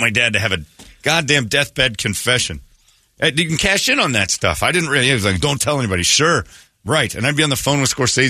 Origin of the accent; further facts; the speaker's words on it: Mesa, Arizona, United States; I grew up soft. I grew up soft over in Mesa